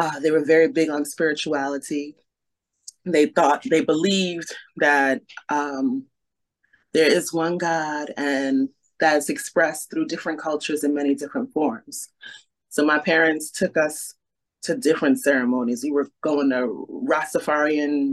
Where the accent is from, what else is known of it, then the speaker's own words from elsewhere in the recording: New York City, New York, United States; we grew up in Brooklyn